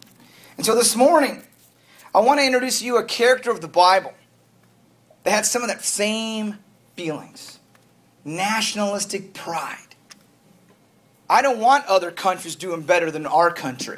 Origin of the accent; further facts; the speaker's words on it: United States; You as an American